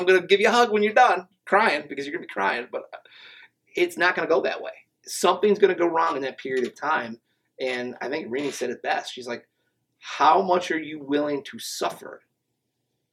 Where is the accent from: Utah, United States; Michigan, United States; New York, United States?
Michigan, United States; Flint; I'm from Flint